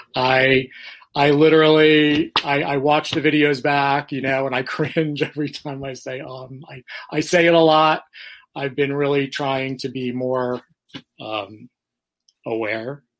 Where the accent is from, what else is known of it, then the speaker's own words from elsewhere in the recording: New York City, New York, United States; now in Florida, United States; I'm originally from New York